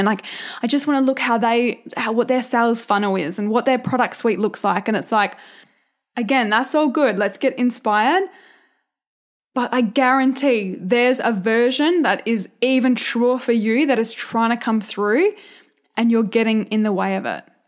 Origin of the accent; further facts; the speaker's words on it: a couple of hours south of Perth, Western Australia, Australia; accent: country; I grew up on a farm